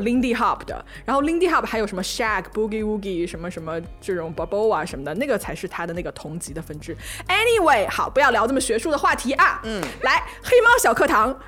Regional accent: Hunan, China; accent: 塑料普通话 (Hunan-accented Mandarin); 我们三个人都是湖南人

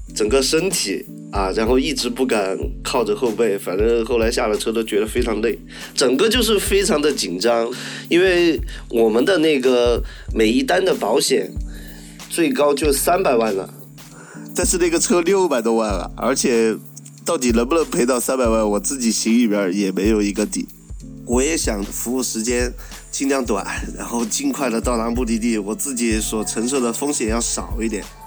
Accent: Sichuan, China; accent: Sichuanese; also born or lived in Chengdu; 像我们四川话的话

